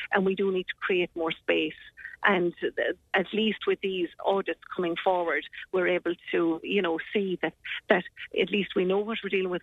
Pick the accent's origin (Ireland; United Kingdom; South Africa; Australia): Ireland; we are being Irish